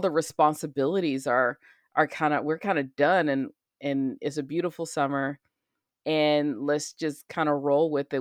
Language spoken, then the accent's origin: English; United States; I'm an American